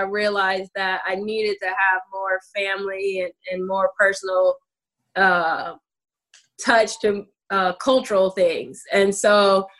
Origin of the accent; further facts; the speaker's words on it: Toledo, Ohio, United States; I'm from Toledo, Ohio